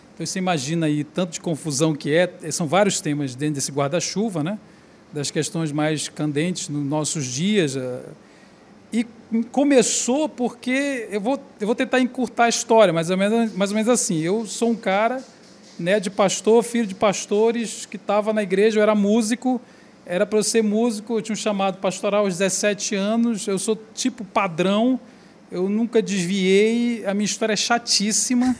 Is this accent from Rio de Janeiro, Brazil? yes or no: no; Belém, Pará, Brazil; eu sou do Pará, eu sou de Belém do Pará